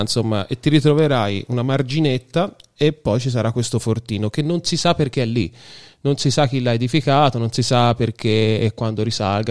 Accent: Viareggio, Tuscany, Italy; born or raised there

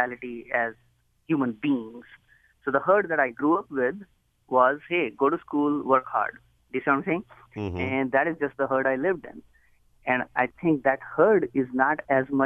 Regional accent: Agra, Uttar Pradesh, India; moved away as an adult; now in United States; I was born in India. I was born in a city called Agra, which is where Taj Mahal is located, and grew up very poor.

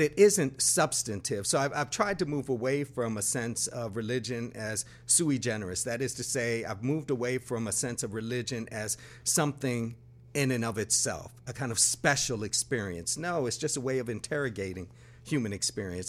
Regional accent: Buffalo, New York, United States; moved away as an adult; also born or lived in Brooklyn, New York; I grew up in Buffalo, New York

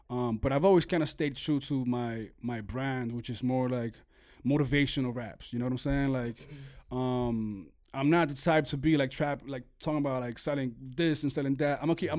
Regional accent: Venezuela

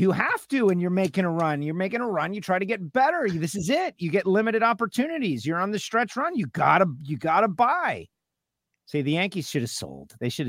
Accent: Argentina; Gio will tell you that the Argentines have got a thing about them. We're very.

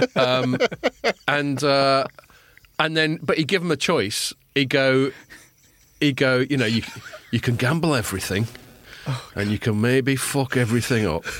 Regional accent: England, United Kingdom; when I was a kid growing up in England

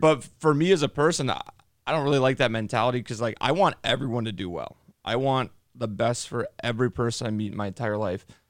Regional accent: Chicago, Illinois, United States; I'm from Chicago.

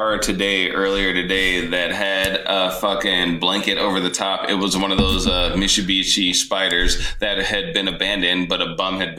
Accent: Omaha, Nebraska, United States; we grew up in Millard in Omaha, Nebraska.

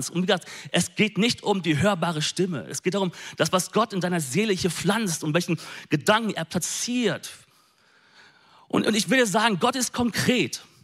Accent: North Rhine-Westphalia, Germany; Ich bin ein Ostwestfale, okay?

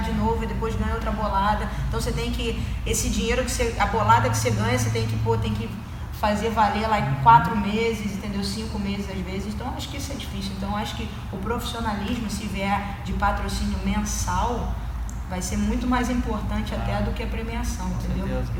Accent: Rio de Janeiro, Brazil; moved away; sou do Rio

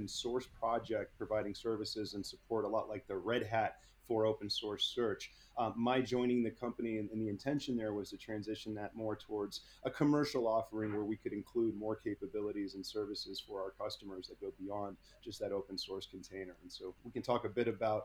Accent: Bay Area, California, United States; I grew up in the Bay Area

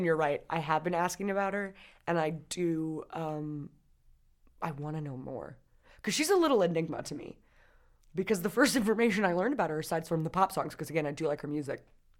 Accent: Southern Indiana, United States; I'm from Southern Indiana.

